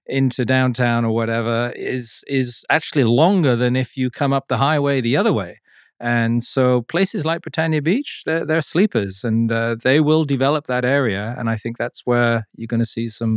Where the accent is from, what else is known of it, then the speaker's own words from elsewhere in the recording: Hong Kong; moved away as an adult; also born or lived in Vancouver, Canada; now in Whistler, Canada; I grew up in Hong Kong